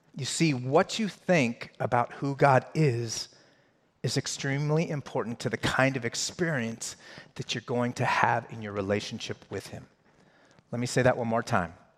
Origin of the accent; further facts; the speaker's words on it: Colorado, United States; I grew up in Colorado, so I grew up in a Broncos house.